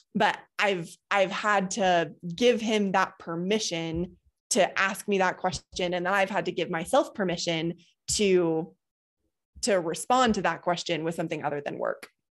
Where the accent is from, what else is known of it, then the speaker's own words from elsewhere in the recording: Boulder, Colorado, United States; I grew up in Boulder.